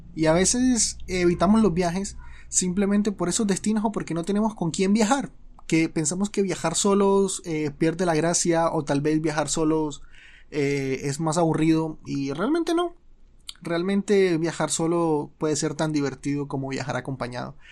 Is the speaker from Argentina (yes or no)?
no; Colombia; soy colombiano